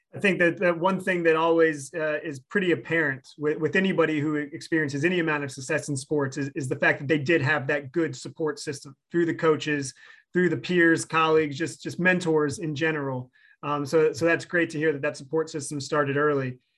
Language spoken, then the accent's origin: English; Virginia, United States; being a Virginia native myself